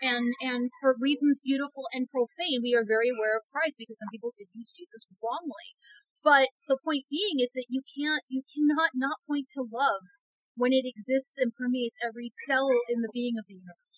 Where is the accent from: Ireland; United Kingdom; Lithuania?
United Kingdom; now in United States; I'm still a British subject. I'm a permanent resident.